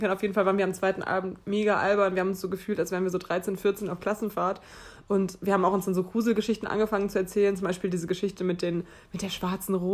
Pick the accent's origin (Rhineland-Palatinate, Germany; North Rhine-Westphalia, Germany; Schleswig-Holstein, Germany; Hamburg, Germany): Rhineland-Palatinate, Germany; Mainz; ich komme aus Mainz, ich studiere Sport.